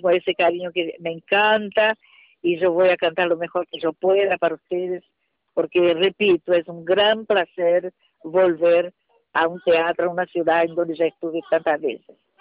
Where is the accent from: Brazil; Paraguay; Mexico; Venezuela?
Brazil; soy una cantante brasileña